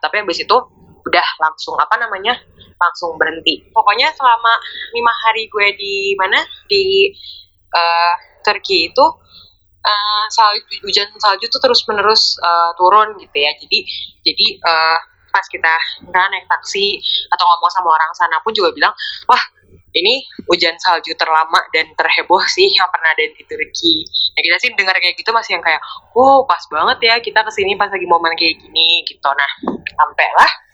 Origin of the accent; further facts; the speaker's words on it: Indonesia; kita ya dari Indonesia